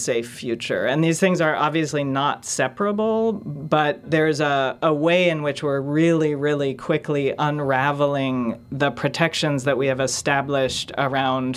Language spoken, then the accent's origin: English; Bay Area, California, United States; I had been completely indoctrinated growing up in the Bay Area